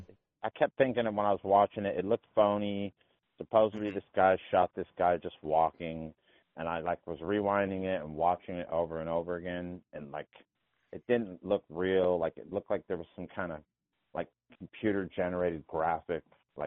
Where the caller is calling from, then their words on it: Menifee, California, United States; Hey, what's going on, Tim? What's up, Phil? It's … from Menifee.